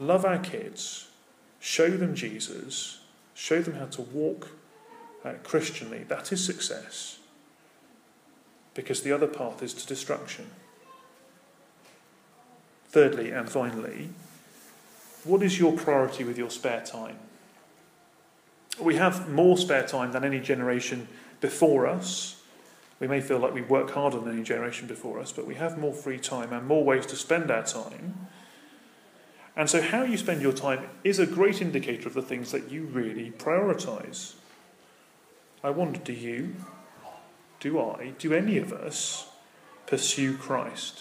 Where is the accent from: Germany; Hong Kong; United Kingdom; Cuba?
United Kingdom; I'm British.